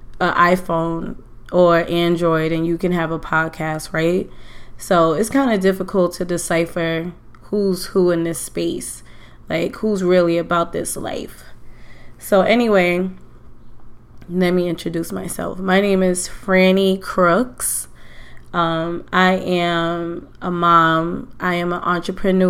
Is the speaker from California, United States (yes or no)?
no; New York City, New York, United States; I am from Queens, St. Albans, Queens to be exact. I love that I grew up in Queens